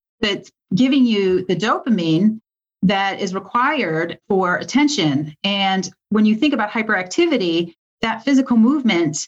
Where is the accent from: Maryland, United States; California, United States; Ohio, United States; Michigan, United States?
Michigan, United States; I grew up in Michigan